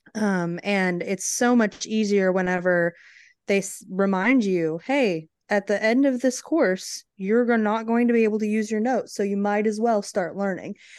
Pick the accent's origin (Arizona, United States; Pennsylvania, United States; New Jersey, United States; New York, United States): Arizona, United States; now in Texas, United States; growing up in Arizona